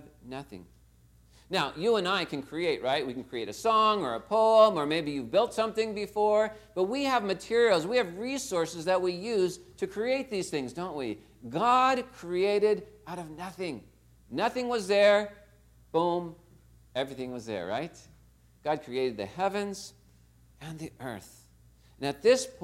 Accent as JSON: {"language": "English", "town": "Torrance", "region": "California", "country": "United States", "tie": "born or raised there", "said": "I was born right here in Torrance Memorial Hospital."}